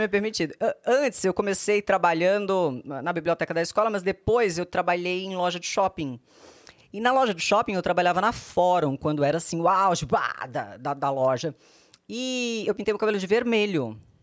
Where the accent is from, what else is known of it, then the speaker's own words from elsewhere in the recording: Maceió, Alagoas, Brazil; moved away as an adult; now in São Paulo, Brazil; Fui nascida e criada em Maceió.